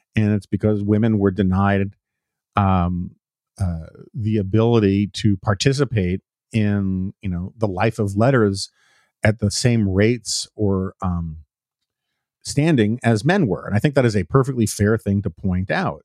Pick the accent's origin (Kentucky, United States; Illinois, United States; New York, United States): New York, United States; New York City; I grew up in the Upper West Side of Manhattan, famously liberal area.